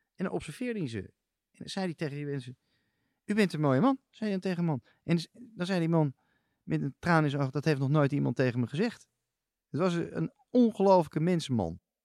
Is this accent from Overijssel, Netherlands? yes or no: no; Amsterdam, North Holland, Netherlands; Ik ben geboren op de Nieuwe Keizersgracht. Ik ben kind van Nieuw-Zuid